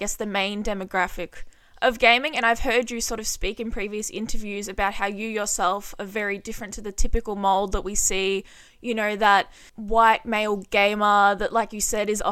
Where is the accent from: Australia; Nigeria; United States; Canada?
Australia; as an Australian myself